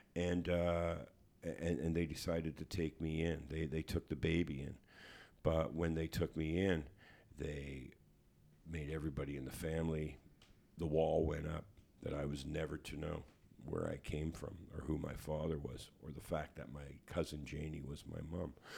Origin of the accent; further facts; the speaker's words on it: Hamilton, Ontario, Canada; growing up on East thirty-sixth Street in Hamilton